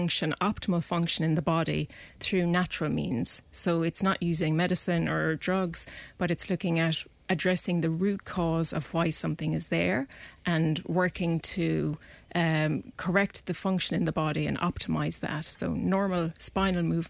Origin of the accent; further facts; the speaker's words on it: close to Clonmel, Tipperary, Ireland; moved away as an adult; also born or lived in Dublin; now in Clonmel, Ireland; So we moved from Dublin, and I grew up close to Clonmel.